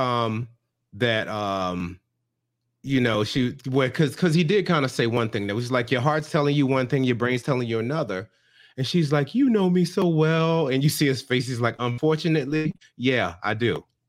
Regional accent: United States; I'm American

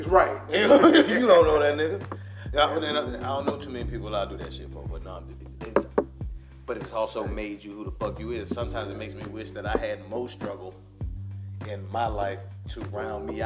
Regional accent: Queens, New York, United States; See, I'm from

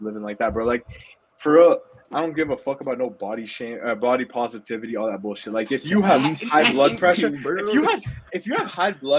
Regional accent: Ottawa, Ontario, Canada; I'm from Ottawa

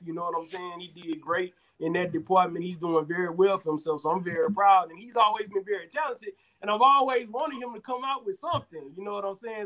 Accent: Houston, Texas, United States; now in Atlanta, United States; I'm originally from Houston, Texas, currently residing in Atlanta, Georgia

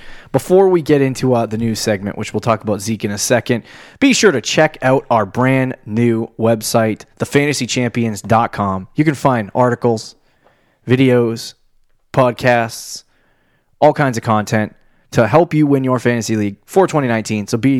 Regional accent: South Carolina, United States; Well, I came from South Carolina. I'm just peachy.

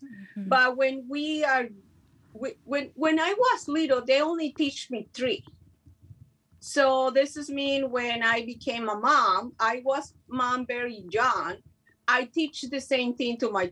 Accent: Mexico; first language Spanish; English is a second language; moved away; I learned English in the street. I never went to school, so I hope so you guys understand my English. I'm from Mexico

